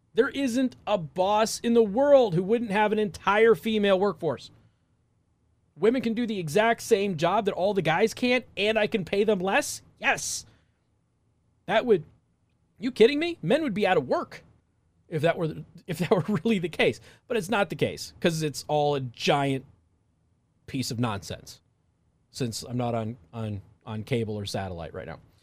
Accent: Southwest, United States; I'm from the Southwest

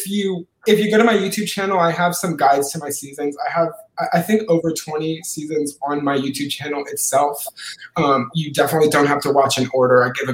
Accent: Louisiana, United States; moved away as an adult; now in Austin, United States; I'm from Louisiana originally. I'm in law school right now in Austin, Texas, but I'm an LSU grad for any other Louisiana natives

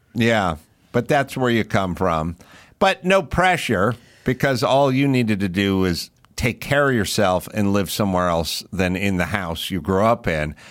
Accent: Los Angeles, California, United States; I grew up in California and I grew up with these same people

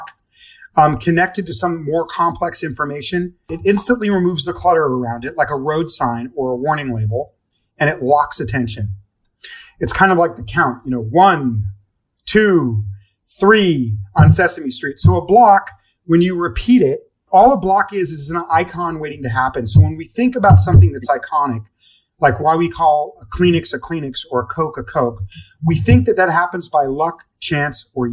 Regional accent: Los Angeles, California, United States; also born or lived in Oregon / London; I grew up in Los Angeles and partly in Los Angeles and Oregon

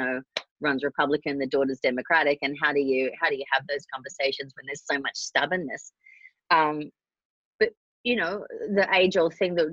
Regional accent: Australia; now in Los Angeles, United States; I'm Australian.

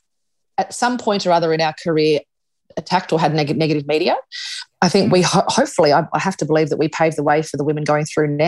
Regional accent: Australia; we're Australian

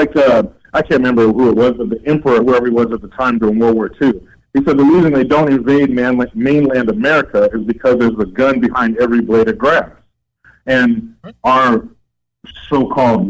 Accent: United States; I'm an American

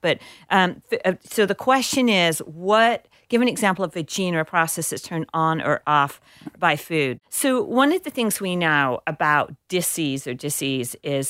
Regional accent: England, United Kingdom; now in United States; It took me forever to figure out what a rutabaga was because I grew up in England.

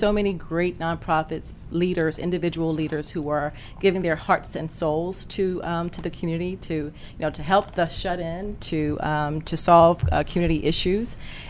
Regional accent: Southampton County, Southern Virginia, United States; I'm from Southern Virginia, Southampton County.

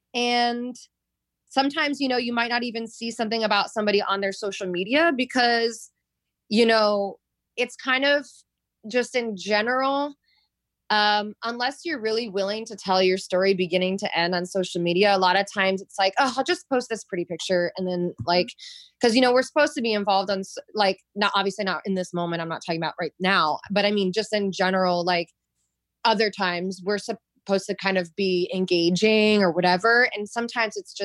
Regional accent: Florida, United States; moved away; also born or lived in New York; I lived in New York for many years. I'm from Florida

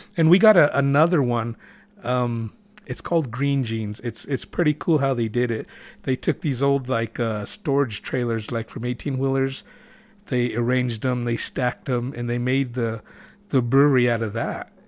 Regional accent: Gallup, New Mexico, United States; moved away; we were growing up in Gallup

